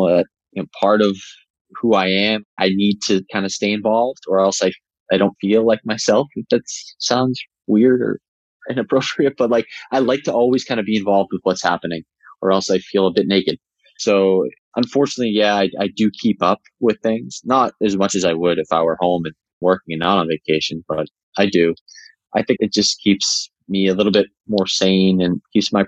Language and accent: English; Boston, Massachusetts, United States; moved away as an adult; also born or lived in Tennessee; now in Bay Area, United States; I grew up in the Boston area